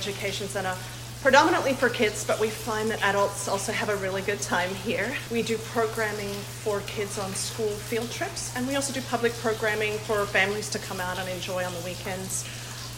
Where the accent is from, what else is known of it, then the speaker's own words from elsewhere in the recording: Australia; now in Wisconsin, United States; I grew up in Australia